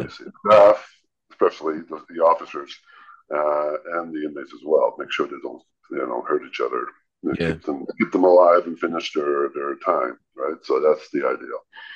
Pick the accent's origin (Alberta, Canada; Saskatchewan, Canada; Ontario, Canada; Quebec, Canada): Ontario, Canada; Georgetown; born there; I was born in Ontario.